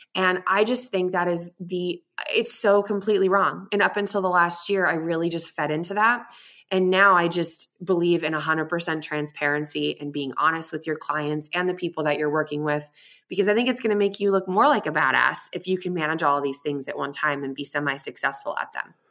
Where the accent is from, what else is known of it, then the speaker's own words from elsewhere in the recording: Boston, Massachusetts, United States; now in Tucson, United States; But I am in Tucson, Arizona, but I'm originally from Boston.